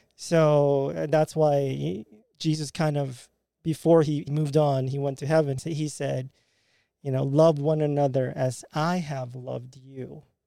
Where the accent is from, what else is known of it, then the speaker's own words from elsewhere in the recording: Philippines; now in Jacksonville, United States; as a Filipino American